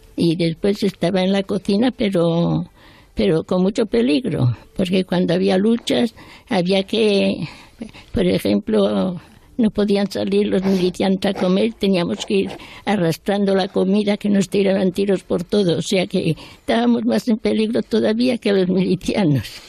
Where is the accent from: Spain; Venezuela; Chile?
Spain; moved away as an adult; also born or lived in France; ya me quedé aquí, en mi país